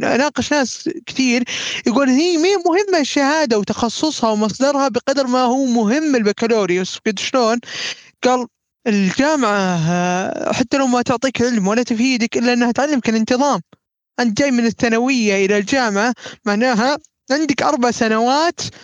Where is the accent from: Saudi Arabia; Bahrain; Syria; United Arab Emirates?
Saudi Arabia; عندنا في السعوديه العربيه